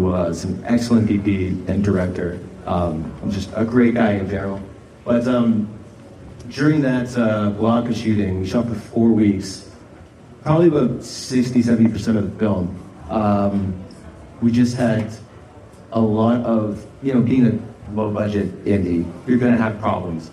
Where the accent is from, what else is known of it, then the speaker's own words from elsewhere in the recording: Northern Ontario, Canada; the area of Northern Ontario that I grew up